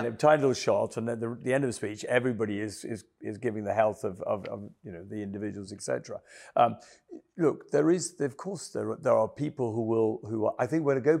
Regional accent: Kenya; now in England; I came from Kenya, and I was shocked when I first came to England that people went out and they just got blitzed

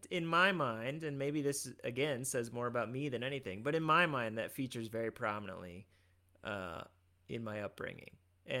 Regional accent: Midwest, United States; we were raised in the Midwest

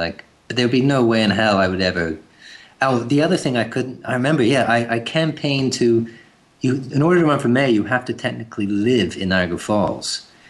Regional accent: England, United Kingdom; now in Canada; You mean growing up in England?

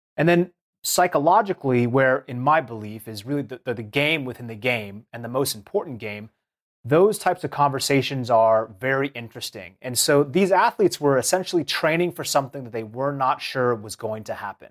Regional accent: Seattle, Washington, United States; I grew up in the Seattle region.

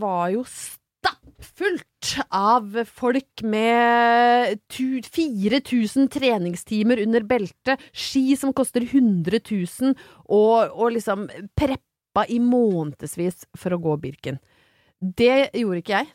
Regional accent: Brøttum, Innlandet, Norway; moved away; var jeg hjemme på Brøttum

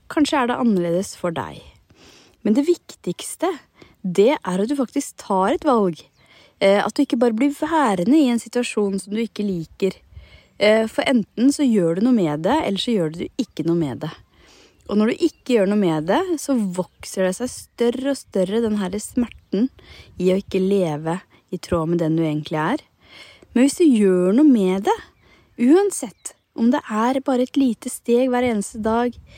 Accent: Hallingdal, Buskerud, Norway; now in Nesodden, Norway; jeg er fra Hallingdal og har vokst opp i fjellet

